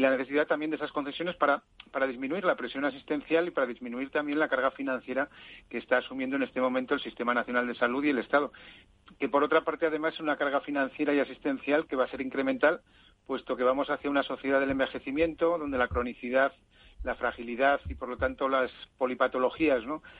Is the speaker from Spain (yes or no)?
yes; Zaragoza, Aragon, Spain; moved away; en mi tierra